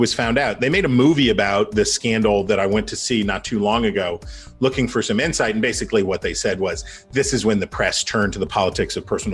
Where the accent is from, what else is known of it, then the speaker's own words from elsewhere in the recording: Wheeling, West Virginia, United States; my hometown of Wheeling, West Virginia